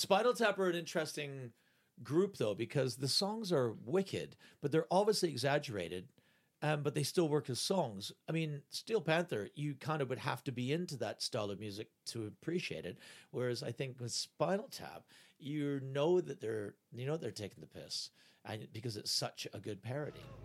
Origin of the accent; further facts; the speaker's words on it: Canada; moved away; I'm Canadian.